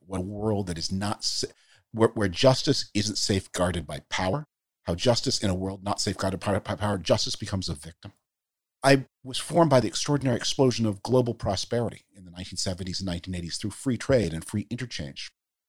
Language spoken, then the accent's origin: English; Canada; moved away; I grew up in the Cold War. I grew up, as I mentioned, in Canada, under the shield of that mighty American system of global defense that protected all of us. My family's Jewish. I'm Jewish.